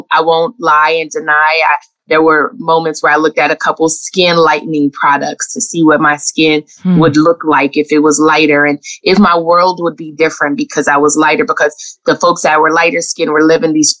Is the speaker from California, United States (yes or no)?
yes; Los Angeles, California, United States; moved away; I grew up in Los Angeles in the 80s